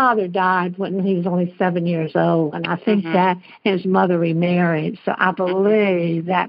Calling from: Birmingham, Alabama, United States; I'm calling from Birmingham, Alabama, and Julie's a friend.

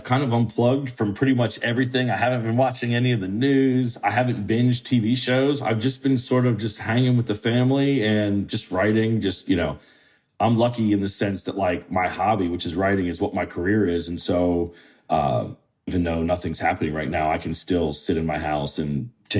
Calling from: Charleston, South Carolina, United States; I'm calling you from my offices in Charleston, South Carolina.

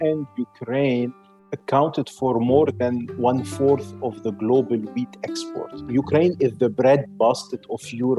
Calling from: Lebanon; And I'm joining you from Lebanon.

